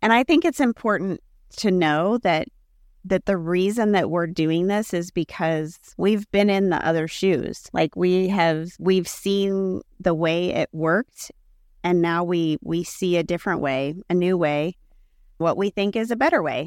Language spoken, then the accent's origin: English; Kansas City, United States; I am born and raised in Kansas City, grew up in the suburbs of Kansas City